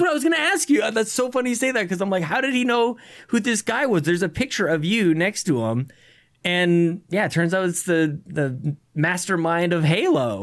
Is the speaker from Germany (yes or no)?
no; Canada; being Canadian